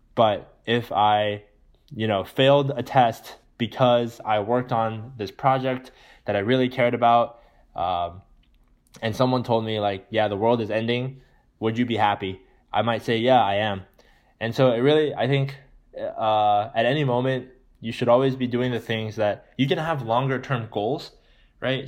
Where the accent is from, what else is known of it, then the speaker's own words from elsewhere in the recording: California, United States; growing up in California in a good neighborhood